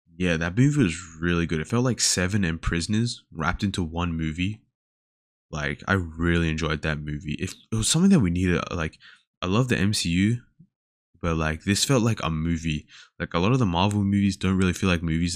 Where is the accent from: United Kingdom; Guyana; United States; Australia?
Australia; Sydney, New South Wales; now in Melbourne, Australia; I was born in Sydney